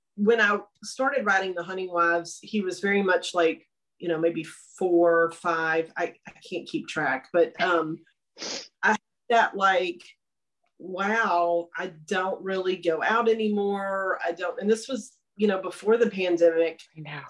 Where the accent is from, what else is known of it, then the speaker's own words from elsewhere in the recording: Longview, Texas, United States; now in Austin, United States; Longview for all my novels, which is my hometown